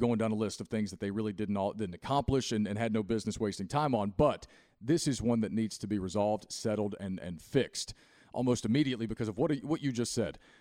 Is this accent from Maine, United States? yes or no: no; Christiansburg, Virginia, United States; I grew up in Christiansburg, Virginia, next door to Blacksburg